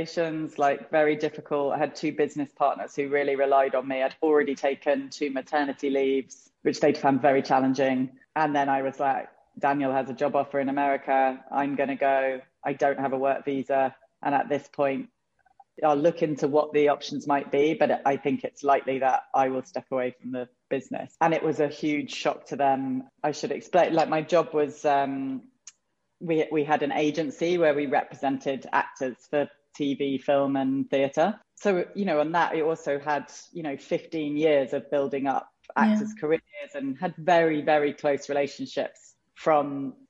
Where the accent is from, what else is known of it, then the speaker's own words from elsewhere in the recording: England, United Kingdom; moved away as an adult; also born or lived in London; now in United States; I was born in England and raised there and, you know, had been there until we moved here, which was in December 2016